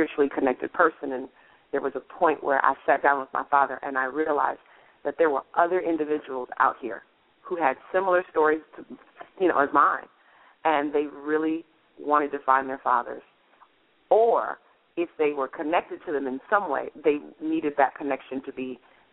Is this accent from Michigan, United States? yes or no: yes; Kalamazoo, Michigan, United States; moved away; my hometown of Kalamazoo, Michigan